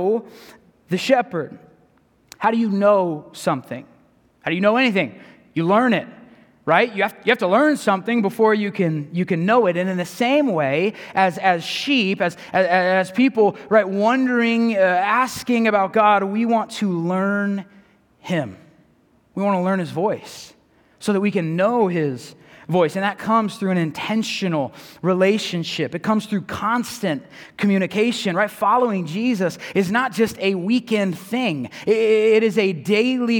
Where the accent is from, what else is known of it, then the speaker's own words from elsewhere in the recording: San Diego, California, United States; moved away; Growing up in San Diego, my family is Padres fans when it comes to baseball